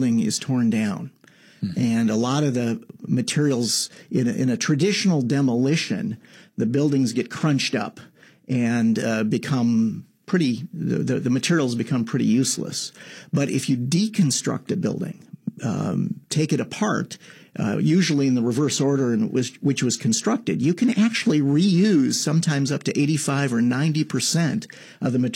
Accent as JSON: {"language": "English", "town": "Menomonie", "region": "Wisconsin", "country": "United States", "tie": "born or raised there", "moved": "as an adult", "lives_now": "Washington, D.C., United States", "said": "I grew up in a small town in northern Wisconsin called Menominee. Menominee, Wisconsin"}